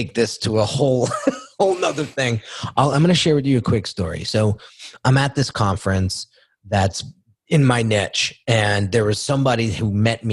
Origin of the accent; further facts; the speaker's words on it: United States; I grew up right outside New York City.